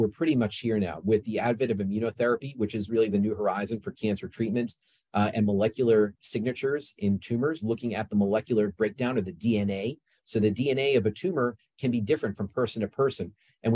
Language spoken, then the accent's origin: English; Yorba Linda, California, United States; moved away as an adult; I grew up in Yorba Linda